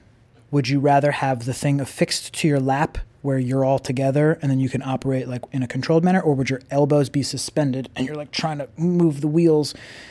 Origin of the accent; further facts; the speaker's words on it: Long Island, New York, United States; I'm from Long Island.